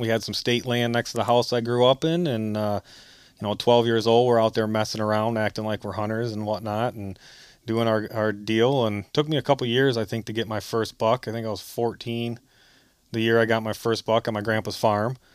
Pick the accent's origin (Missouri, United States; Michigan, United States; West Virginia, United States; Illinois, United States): Michigan, United States; Grass Lake; from Grass Lake, Michigan, uh, born and raised in Lower Lower Peninsula